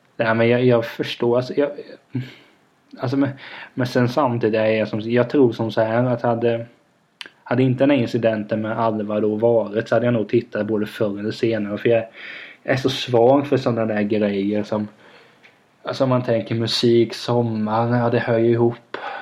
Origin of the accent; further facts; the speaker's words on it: Vena, Sweden; moved away; när man är i Vena då där jag kommer ifrån